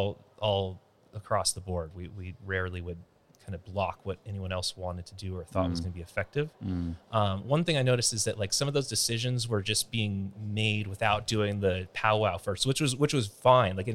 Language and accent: English; San Francisco Bay Area, California, United States; moved away as an adult; I'm from the San Francisco Bay Area